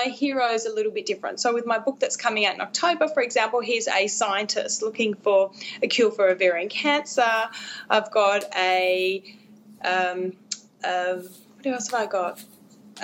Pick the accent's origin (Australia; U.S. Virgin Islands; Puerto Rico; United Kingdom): Australia; I'm an Australian romance author.